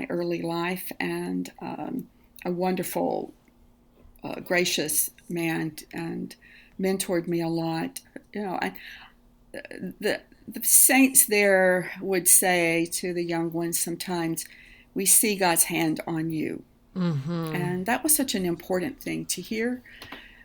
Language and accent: English; South Carolina, United States; moved away; I grew up in rural South Carolina outside of Greenville, which is now not a rural area